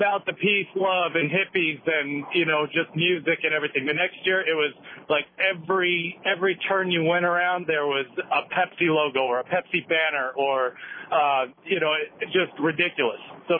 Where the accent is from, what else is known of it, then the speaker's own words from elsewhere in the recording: Eugene, Oregon, United States; I grew up in Eugene